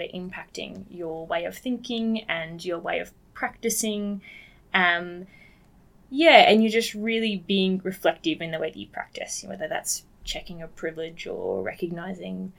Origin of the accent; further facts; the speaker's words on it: Nambour, Queensland, Australia; I'm from the Sunshine Coast originally